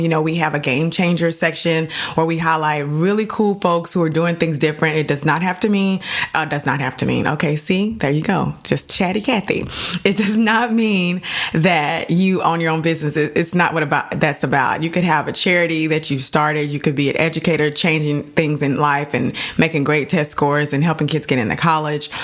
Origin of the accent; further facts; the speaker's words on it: Dallas, Texas, United States; I'm from Dallas